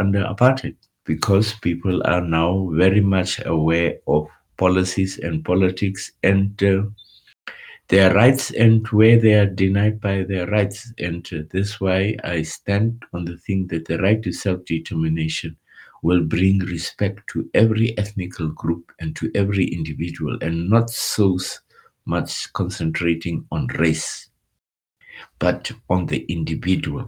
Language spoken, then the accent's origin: English; Walvis Bay, Erongo, Namibia; first language Afrikaans; English is a second language; moved away; also born or lived in Windhoek, Namibia / Oberursel, Germany / Munich, Germany; moved to the coast, and it is where I was born